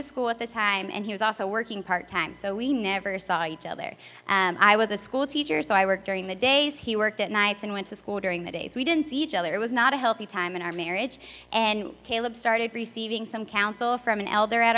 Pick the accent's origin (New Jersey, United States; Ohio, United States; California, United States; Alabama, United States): Ohio, United States; moved away as an adult; also born or lived in Louisville, Kentucky; We're from Ohio.